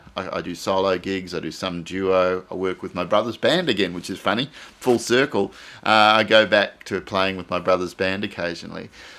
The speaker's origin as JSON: {"language": "English", "country": "Australia", "said": "Generally, I love Australian songs because I identify as Australian. It's probably my strongest identity. As you know, I'm part of this country."}